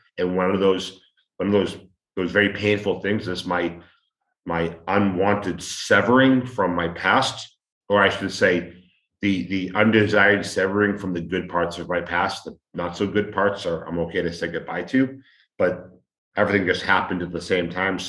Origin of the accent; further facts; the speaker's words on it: Boston, Massachusetts, United States; moved away as an adult; also born or lived in Allston, Boston / Europe; now in Mexico; I am from Boston and my life in Massachusetts was severed